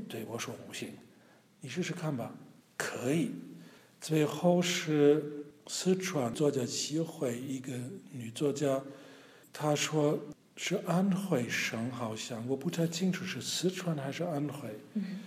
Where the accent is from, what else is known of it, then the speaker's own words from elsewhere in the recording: Germany; Chinese is a second language; 我们德国人